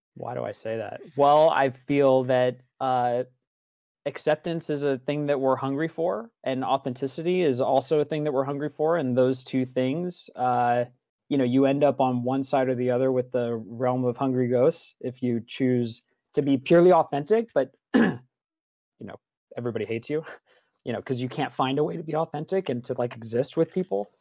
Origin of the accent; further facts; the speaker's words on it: East Coast, United States; I was born on the East Coast to a Catholic family